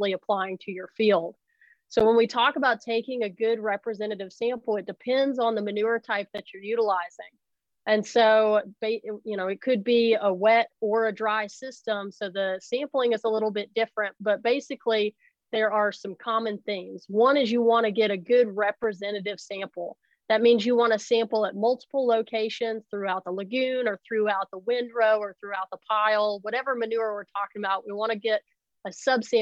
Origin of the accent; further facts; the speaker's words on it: Arkansas, United States; moved away as an adult; also born or lived in Virginia / Idaho; now in North Carolina, United States; I grew up in Arkansas.